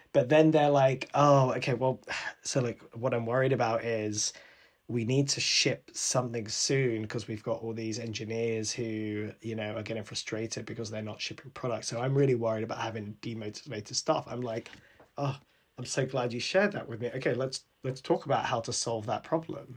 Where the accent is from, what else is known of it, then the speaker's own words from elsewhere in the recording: London, United Kingdom; my family's Sri Lankan I was born here in London but my parents grew up in Sri Lanka